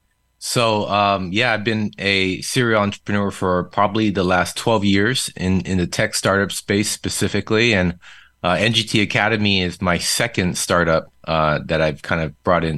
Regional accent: Seoul, South Korea; first language Korean; English is a second language; moved away as an adult; He was stationed overseas in Yongsan, Seoul, Korea for the longest. So I was really born and raised in Korea, Korean being my first language and then English being my second.

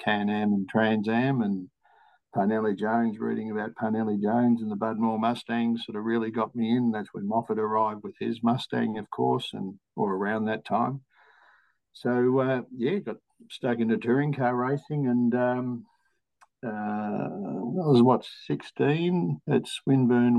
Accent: Melbourne, Victoria, Australia; also born or lived in Ensay, East Gippsland, Victoria; I was born in East Gippsland, lived in a little town called Ensay, between Bairnsdale and Omeo. 1963, when I was 9 years old, we moved to Melbourne

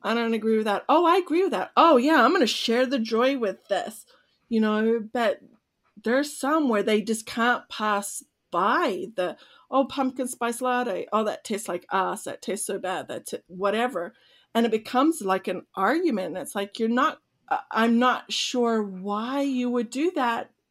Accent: Australia; moved away; I'm Australian

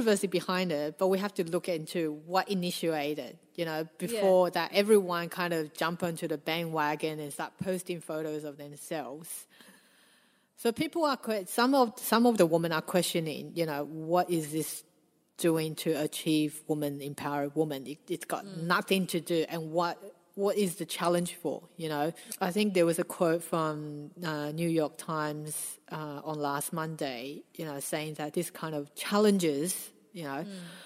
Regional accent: Australia; growing up in Australia

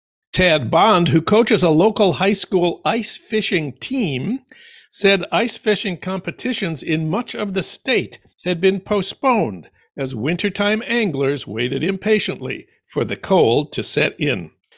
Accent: St. Paul, Minnesota, United States; news from my hometown of St. Paul

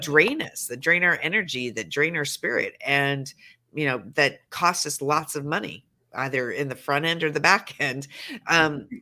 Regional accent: Montana, United States; now in Los Angeles, United States; I live in sure. LA, but I am a Montana

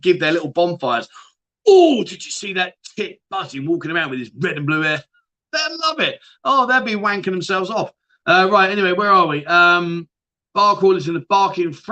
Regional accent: London, United Kingdom; now in Pattaya, Thailand; I'm from London, my friend, from London.

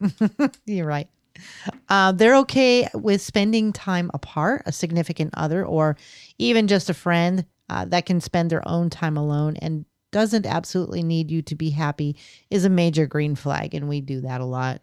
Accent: California, United States; we're from California

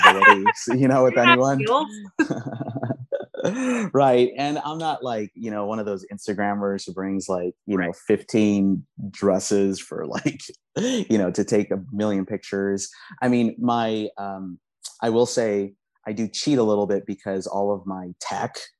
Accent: Los Angeles, California, United States; English is a second language; growing up in Southern California

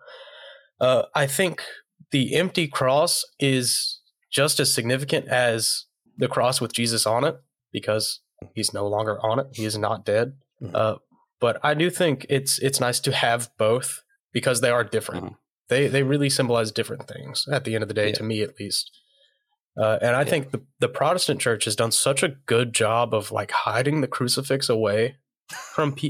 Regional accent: South Carolina, United States; I grew up in South Carolina.

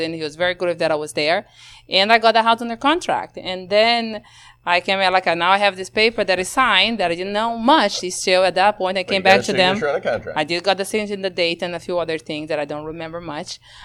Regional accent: Brazil; English is a second language; also born or lived in Round Rock, Texas; now in Texas, United States; born and raised in Brazil, in the middle of the Amazon with no infrastructure

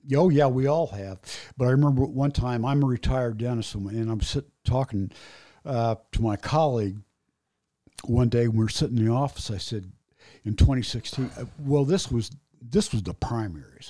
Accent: Indianapolis, Indiana, United States; I grew up on Northwest Side, Indianapolis

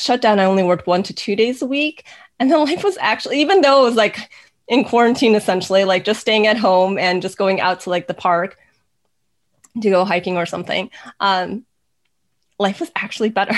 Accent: United States; I'm Chinese American

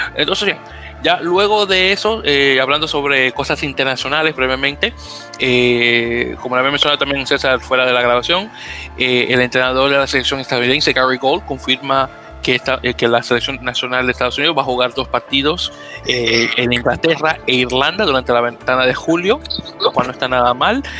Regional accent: Dominican Republic

